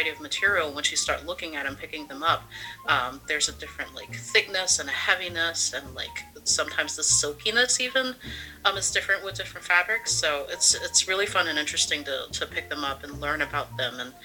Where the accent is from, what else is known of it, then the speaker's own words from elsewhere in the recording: South Carolina, United States; moved away as an adult; now in Maine, United States; Ethnically, I'm actually Cantonese Chinese, and I'm from the South. I'm from South Carolina. I ended up here in Maine.